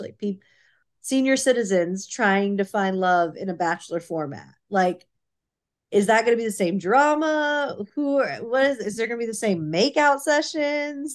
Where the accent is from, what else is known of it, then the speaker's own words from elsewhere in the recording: Irving, Texas, United States; we grew up in Irving